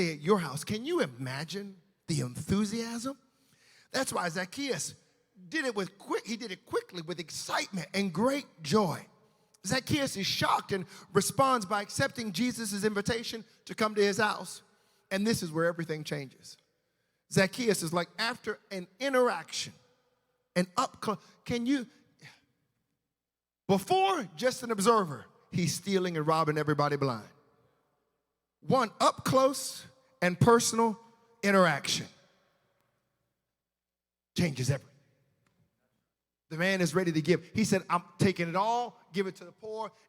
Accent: United States; I'm an American.

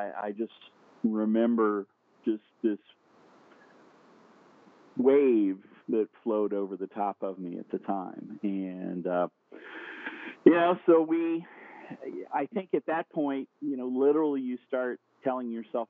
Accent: Indianapolis, Indiana, United States; I'm from Indianapolis, Indiana. I am born and raised in a small town on the north side

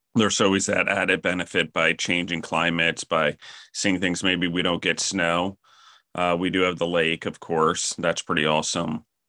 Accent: Maryland, United States; also born or lived in Colorado / New York / Pennsylvania; now in Milledgeville, Georgia, United States; I grew up in Maryland

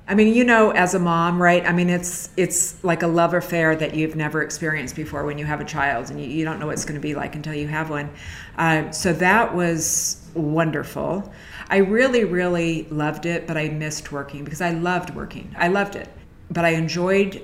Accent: San Francisco, California, United States; I've always lived in San Francisco

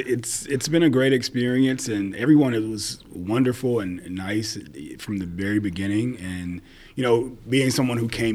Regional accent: Madisonville, Kentucky, United States; moved away as an adult; now in Nashville, United States; I'm in Nashville. I'm from Western Kentucky, a small town called Madisonville, is where I was born and raised.

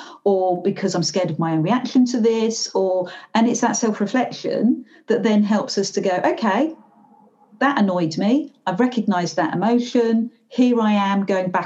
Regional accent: Glasgow, Scotland, United Kingdom; I am by Glaswegian, so I am by nature quite a townie

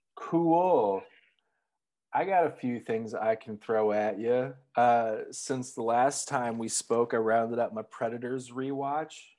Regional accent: Minneapolis, Minnesota, United States; being from Minneapolis

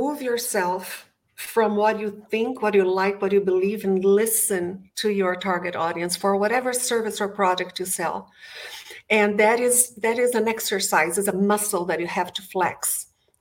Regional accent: Brazil; English is a second language; moved away; English is not my first language. I was born and bred in Brazil.

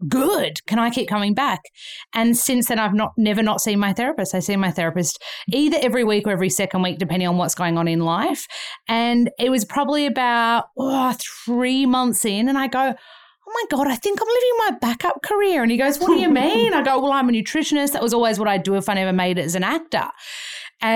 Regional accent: Australia; moved away as an adult; now in Los Angeles, United States; I'm from Australia

